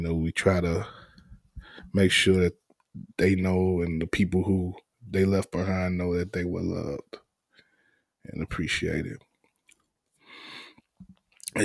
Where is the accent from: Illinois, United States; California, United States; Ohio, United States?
Illinois, United States; Chicago; as a Chicagoan, as a basketball fan who was raised on Michael Jordan